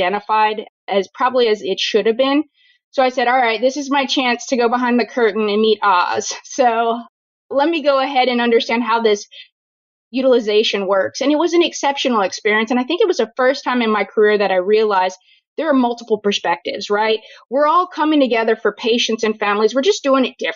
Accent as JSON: {"language": "English", "town": "New Orleans", "region": "Louisiana", "country": "United States", "tie": "born or raised there", "moved": "yes", "said": "I am born and raised in New Orleans, Louisiana, trained in the Deep South"}